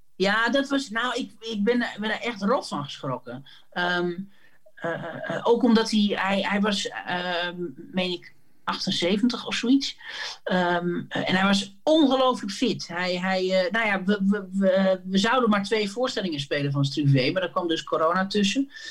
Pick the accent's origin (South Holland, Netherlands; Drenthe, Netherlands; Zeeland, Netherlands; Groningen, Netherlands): Groningen, Netherlands; Sappemeer; ik ben opgegroeid in Sappemeer